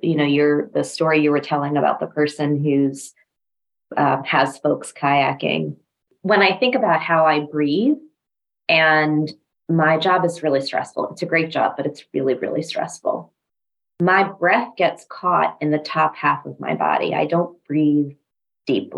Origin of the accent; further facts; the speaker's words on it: New Mexico, United States; now in DMV area, United States; We grew up in New Mexico